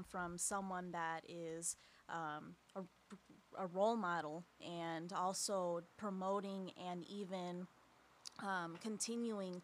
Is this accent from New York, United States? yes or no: no; Skokie, Illinois, United States; now in Aurora, United States; I'm originally from Skokie, Illinois, so I grew up